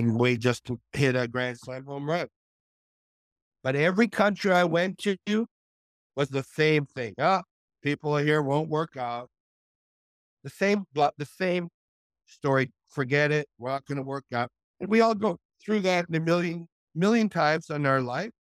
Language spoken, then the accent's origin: English; Montreal, Quebec, Canada; moved away; a businessman from my hometown, from Montreal, Canada